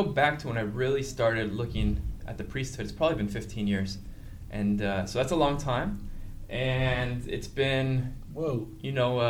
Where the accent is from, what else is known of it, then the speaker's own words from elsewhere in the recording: Anaheim, California, United States; moved away as an adult; also born or lived in Honduras; now in New York, United States; I'm originally grew up in Orange County, California, Anaheim, right by Disneyland